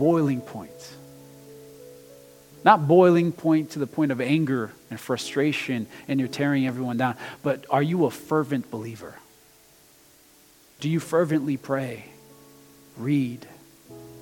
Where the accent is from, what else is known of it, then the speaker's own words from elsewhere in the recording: Brazil; moved away; I'm international too, okay? I'm from Brazil